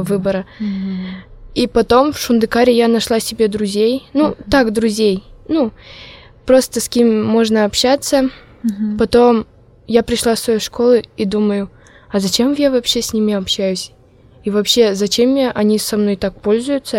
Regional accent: Malopurginsky District, Udmurtia, Russia; accent: Udmurt; first language Udmurt; Russian is a second language; я удмуртка, родилась в деревне

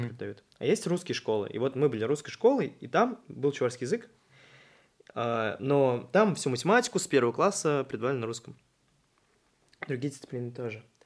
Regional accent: Chuvashia, Russia; У нас целых три моста. Это в Чебоксарах

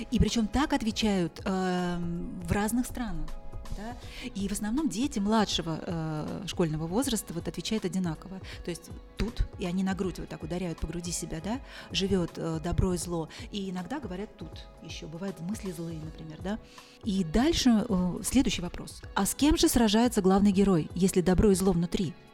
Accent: Zambia; В Замбии, да.

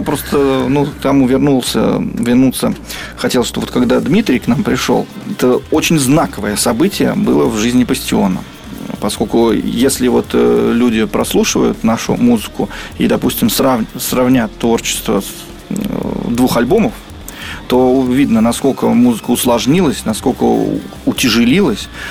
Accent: Krasnoznamensk, Moscow Oblast, Russia; мы все из Краснознаменска, из одного маленького города

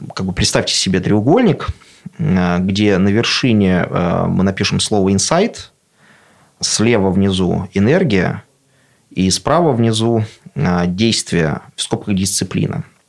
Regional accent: Russia; also born or lived in Moscow; now in Obninsk, Russia; я абсолютно деревенский пацан, который вырос в деревне

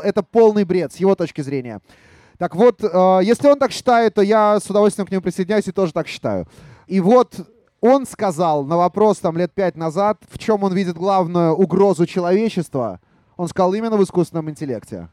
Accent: Kharkiv, Kharkiv Oblast, Ukraine; now in Belarus; я сам родом из Харькова, хотя я стопроцентный белорус

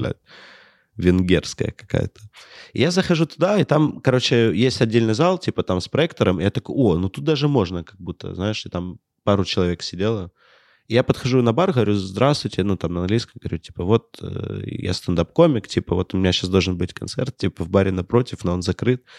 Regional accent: Ukraine; я вот комик из Украины

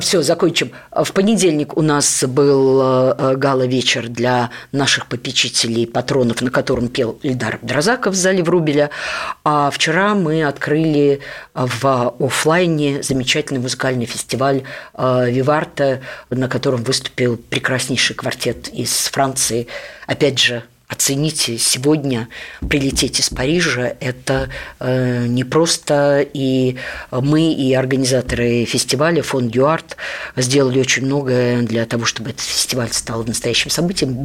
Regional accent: Riga, Latvia; moved away as an adult; now in Moscow, Russia; а я родилась в Риге – не в Москве и не в Ленинграде

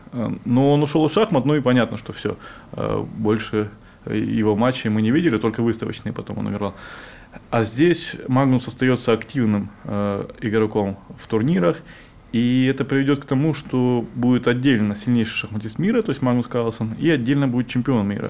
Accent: Crimea, Ukraine; also born or lived in Donetsk Oblast; now in Russia; я сам из Крыма и три года жил в Донецкой области

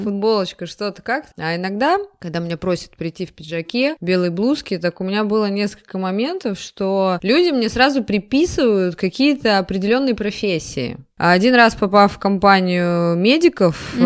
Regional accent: Kursk Oblast, Russia; я выросла в Курской области

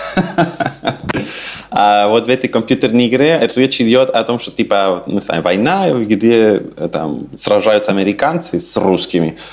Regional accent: Santiago, Santiago Metropolitan Region, Chile; first language Spanish; Russian is a second language; moved away as an adult; also born or lived in Saint Petersburg, Russia; now in Vienna, Austria; Я родился в Чили, э, в столице, это Сантьяго

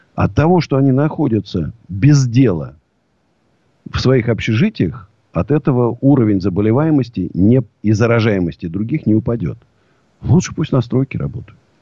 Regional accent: Moscow, Russia; я даже не россиянин, я москвич даже

